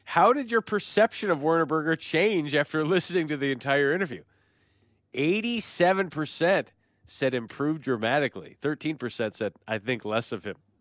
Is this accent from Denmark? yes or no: no; Western New York, United States; moved away; growing up in Western New York